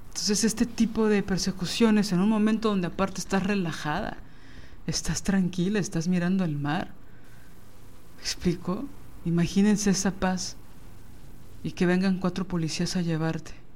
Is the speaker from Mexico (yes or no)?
yes; Mexico